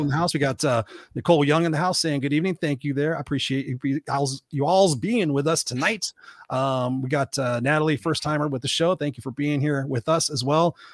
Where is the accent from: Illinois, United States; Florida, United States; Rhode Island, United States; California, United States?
California, United States; Southern; I was born in here in Southern California